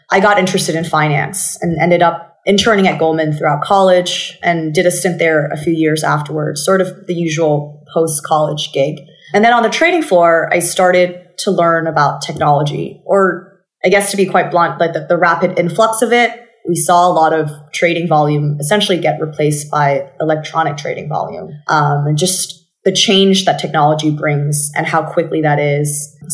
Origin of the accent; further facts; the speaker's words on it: Bangkok, Thailand; accent: American; So I grew up in Bangkok and basically mm-hmm. you probably know this by now, but I, I, picked up my American accent from watching too much television as a child.